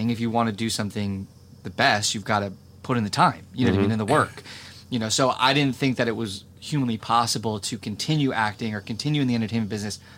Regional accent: New Jersey, United States; moved away; I'm from New Jersey.

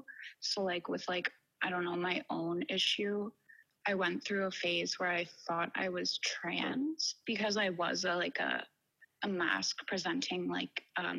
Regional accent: Renfrew, Ontario, Canada; I'm from a really small town outside of Ottawa.

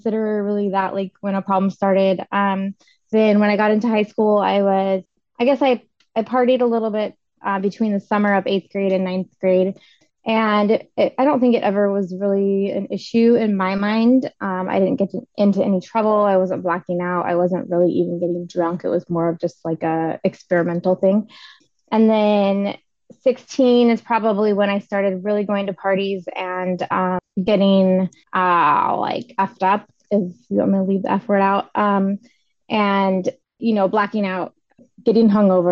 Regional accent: Olympia, Washington, United States; I'm from Olympia, Washington. I am 40 years old. I was here till I was 18

